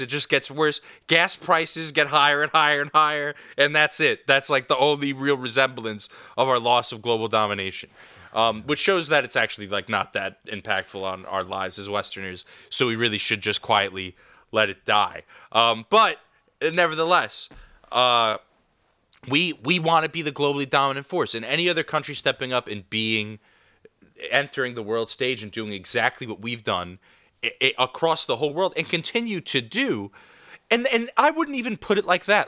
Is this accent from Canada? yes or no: no; New York, United States; I grew up in New York.